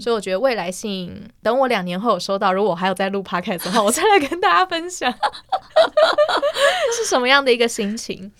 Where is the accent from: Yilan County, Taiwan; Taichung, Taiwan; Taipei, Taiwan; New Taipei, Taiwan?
Yilan County, Taiwan; 我去的时候是去我们宜兰那边的总局寄的